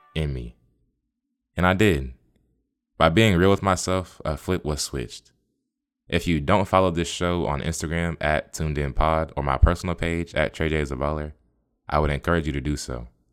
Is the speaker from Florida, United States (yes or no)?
yes; Tampa, Florida, United States; I'm from the Bay. I was born and raised in Tampa, the eight one three.